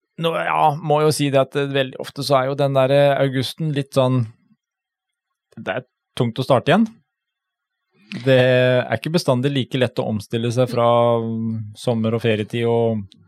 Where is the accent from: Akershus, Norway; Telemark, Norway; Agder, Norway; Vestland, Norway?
Telemark, Norway; vi er fra Telemark.